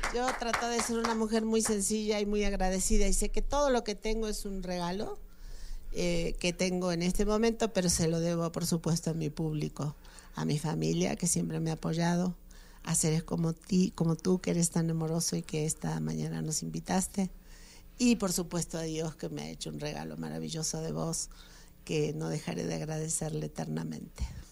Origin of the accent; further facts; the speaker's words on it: Argentina; now in Mexico; mi país Argentina